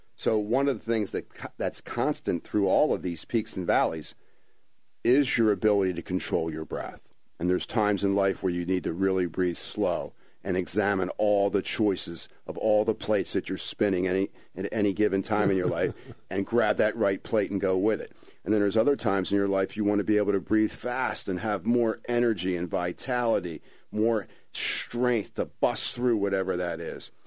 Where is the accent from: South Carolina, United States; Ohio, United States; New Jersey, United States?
New Jersey, United States; Ventnor City; born and raised in Ventnor